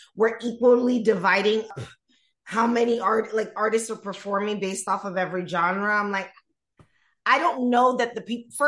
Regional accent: Miami, Florida, United States; I grew up in Miami

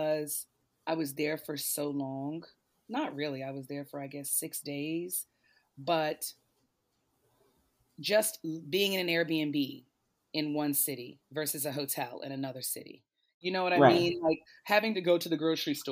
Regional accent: Pennsylvania, United States; now in Atlanta, United States; I come from Pennsylvania

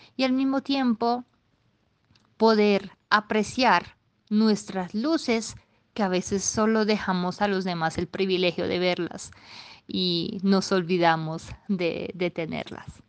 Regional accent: Italy; Spanish is a second language; moved away as an adult; now in Bogotá, Colombia; una italiana eh, que vive en América Latina, por la precisión en Bogotá, desde hace 10 años

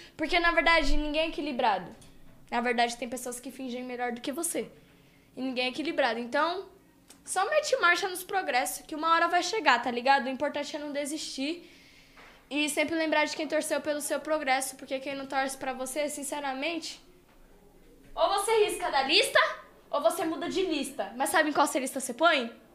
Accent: Brazil; Eu sou brasileira

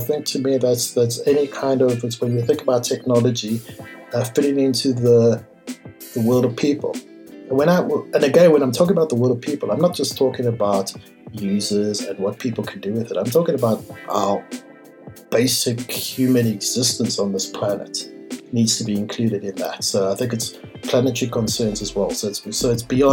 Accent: West Rand, Gauteng, South Africa; I grew up in the West Rand

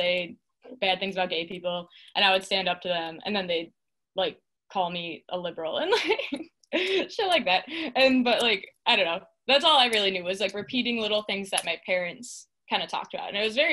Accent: Mukwonago, Wisconsin, United States; also born or lived in Big Bend, Wisconsin; So I grew up in Muckwonago, Wisconsin. So that's in Waukesha. I mean, technically I'm from Big Bend, which is a very dinky little town.

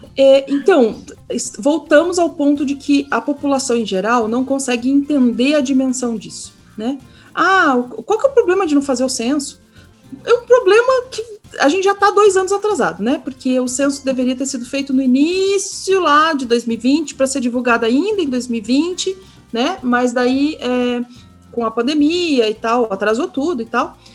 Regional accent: Curitiba, Paraná, Brazil; accent: Curitiba (southern) accent; Eu estou aqui no Sul, aqui em Curitiba, então perdoem aí o sotaque, bem puxado

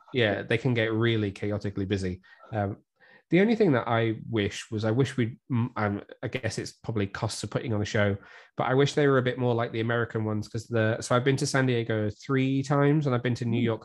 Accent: Shrewsbury, West Midlands, United Kingdom; moved away; also born or lived in Newport / Cardiff; I'm just over the border. I'm from Shrewsbury originally

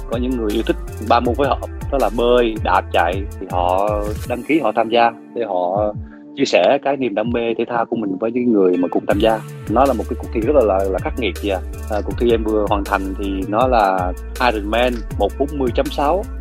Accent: Mekong Delta, Vietnam; accent: Mekong Delta (miền Tây); tại vì em chất giọng của em thì là miền Tây rồi sau đó thì khi mà em làm nghề lâu thì uh

